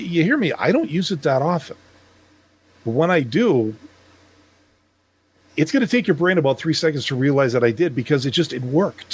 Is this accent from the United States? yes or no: no; Canada; I'm from Canada.